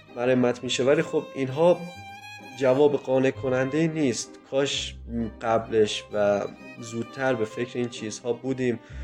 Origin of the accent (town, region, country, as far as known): Kerman, Kerman Province, Iran